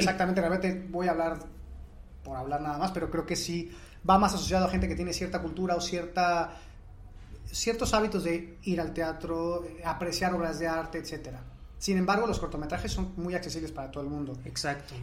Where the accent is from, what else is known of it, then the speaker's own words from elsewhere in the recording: Mexico; nosotros como mexicanos